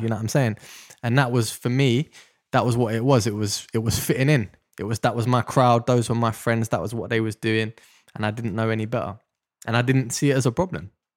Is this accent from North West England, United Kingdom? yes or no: no; London, United Kingdom; I grew up in Deptford in South London